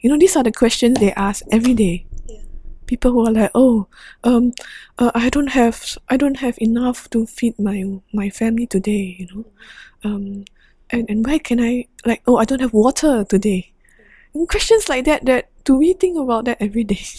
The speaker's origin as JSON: {"language": "English", "country": "Singapore", "said": "the Singaporean nurse"}